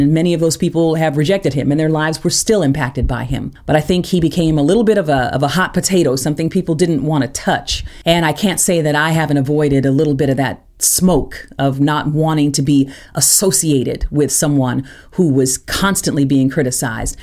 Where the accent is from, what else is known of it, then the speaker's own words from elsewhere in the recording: Tulsa, Oklahoma, United States; moved away as an adult; also born or lived in Interlochen; I grew up in Tulsa